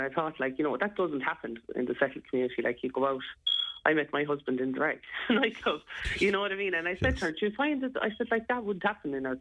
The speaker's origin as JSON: {"language": "English", "country": "Ireland", "said": "we're known as fighting Irish"}